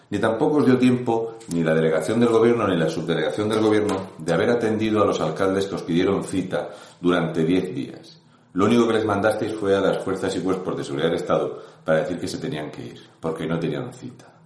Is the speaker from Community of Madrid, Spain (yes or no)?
no; Region of Murcia, Spain; un murciano encabronado.